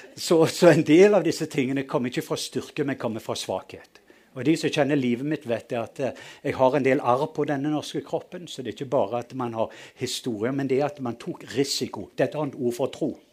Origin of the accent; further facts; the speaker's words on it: Western Norway, Norway; det har utfordra meg litt å være nordmann fordi jeg kommer fra Vestlandet